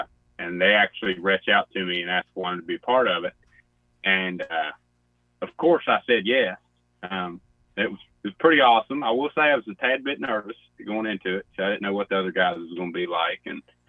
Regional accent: West Virginia, United States; I'm from the North-South. As we just discussed a second ago, I mean, we still have accents, and we still kind of eat fried food there. So, I would say it's credible as being the South.

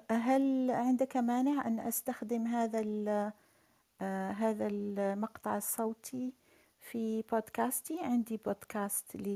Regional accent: Algeria; also born or lived in Berkane, Morocco; أنا أنا من الجزائر وولدت في المغرب في الحقيقة ولدت في مدينة بركان

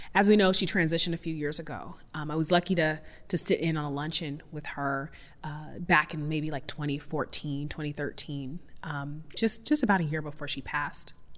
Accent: Seattle, Washington, United States; I'm from Seattle, so I definitely grew up in this, like, hippie granola, we compost and recycle

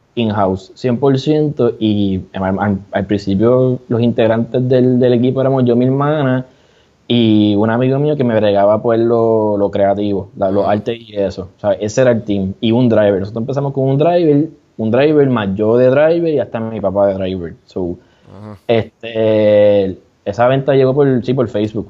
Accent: San Juan, Puerto Rico; also born or lived in Mayagüez; yo soy de acá de San Juan

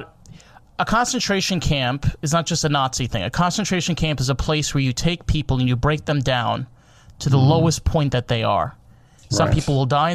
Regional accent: Monsey, New York, United States; also born or lived in Suffern, New York; I grew up in Muncie, New York.

